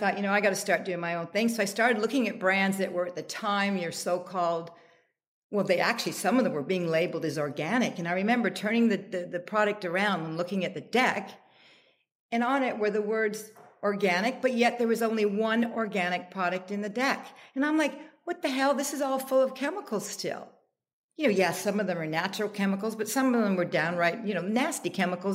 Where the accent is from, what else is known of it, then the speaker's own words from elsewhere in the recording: Canada; now in United States; I'm Canadian